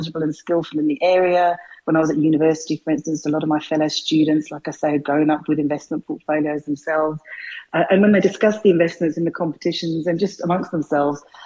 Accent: London, United Kingdom; moved away as an adult; now in South Africa; I grew up in North London

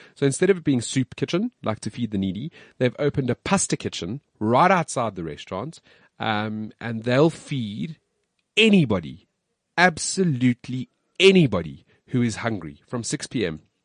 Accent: South Africa; also born or lived in United States; I'm South African. Like, I am South African

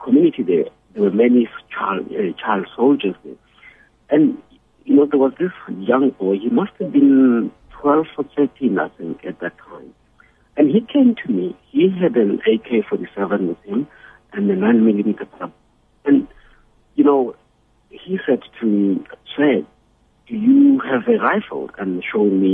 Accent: Soweto, Gauteng, South Africa; I've lived through violence in my growing up in Soweto

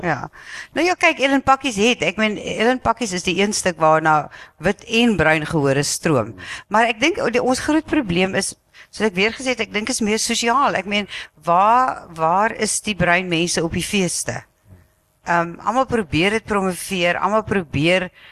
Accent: South Africa; ons is geneig as Suid-Afrikaners

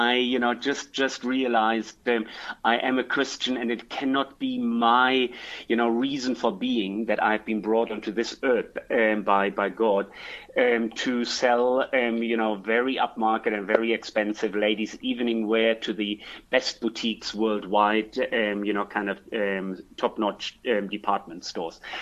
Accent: Germany; moved away as an adult; also born or lived in France / Hong Kong / Russia / London; now in South Africa; I'm originally from Germany.

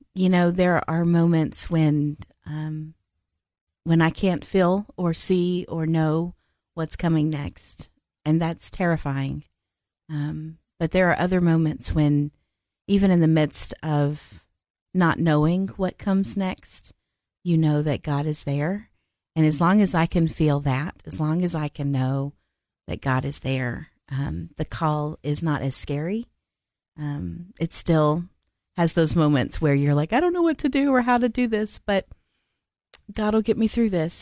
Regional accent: Nashville, Tennessee, United States; moved away as an adult; also born or lived in Cookeville, Tennessee; now in Murfreesboro, United States; I grew up in Nashville, Tennessee

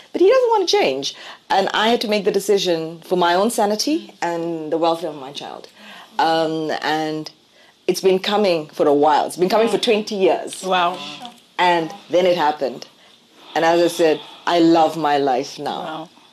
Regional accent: South Africa; I define myself as South African

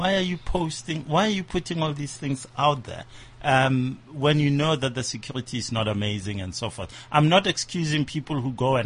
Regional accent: Nigeria; I'm Nigerian

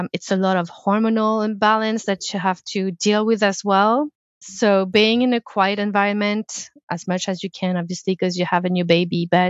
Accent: France; English is a second language; now in Canada; I come from France

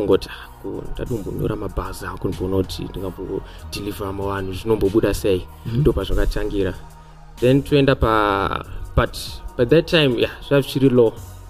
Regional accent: Chitungwiza, Mashonaland East, Zimbabwe; I grew up in St. Mary's in Chitungwisa.

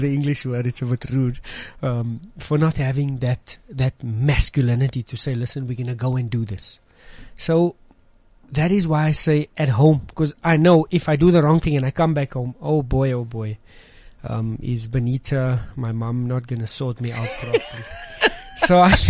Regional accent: Johannesburg, Gauteng, South Africa; moved away as an adult; I grew up in Westbury

